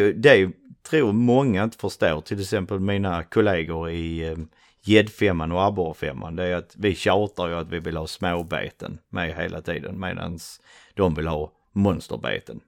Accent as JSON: {"language": "Swedish", "town": "Svedala", "region": "Skåne", "country": "Sweden", "accent": "broad Scanian", "said": "Uh, en liten by typ mellan uh, Trelleborg och Malmö som heter Svedala. Ute ja. på slätten, varav min fantastiskt breda skånska."}